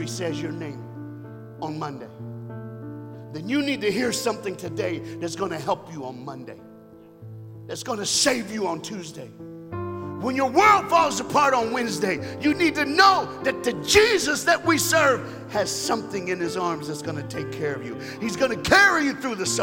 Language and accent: English; United States; I'm an American